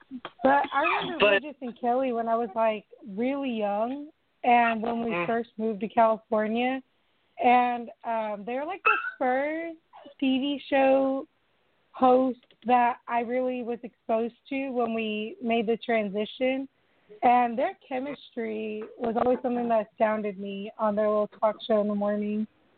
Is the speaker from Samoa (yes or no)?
yes; Samoa; Well, growing up the way I did, especially like growing up in Samoa, we didn't really get a lot of television except for stuff like game shows.